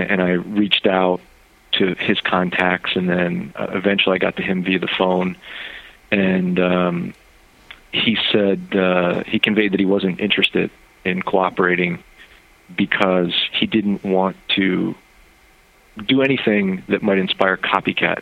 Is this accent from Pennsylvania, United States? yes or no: yes; Philadelphia, Pennsylvania, United States; I was born in Philly